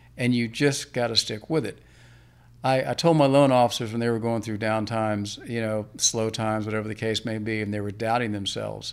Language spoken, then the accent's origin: English; Alexandria, Virginia, United States; also born or lived in Blacksburg, Virginia; I was originally born and raised in Alexandria